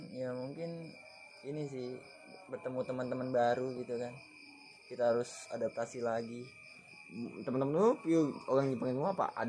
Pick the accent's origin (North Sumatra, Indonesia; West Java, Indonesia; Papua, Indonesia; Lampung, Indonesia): West Java, Indonesia; Bekasi; berarti gue dari Bekasi ya gue dari Bekasi ada dua orang